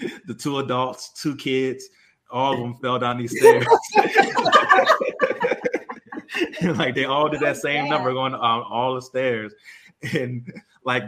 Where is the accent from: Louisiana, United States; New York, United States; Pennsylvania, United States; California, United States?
Louisiana, United States; moved away as an adult; growing up in Louisiana